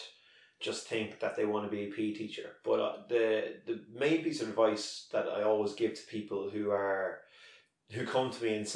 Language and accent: English; Drogheda, Leinster, Ireland; I'm originally from Drogheda, and I got my first job in Drogheda